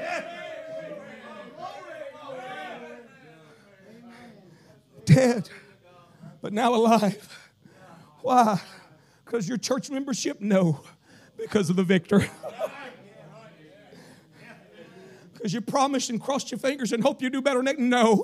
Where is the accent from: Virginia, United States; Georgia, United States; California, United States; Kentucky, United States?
Kentucky, United States; accent: southern; I said, Kentucky.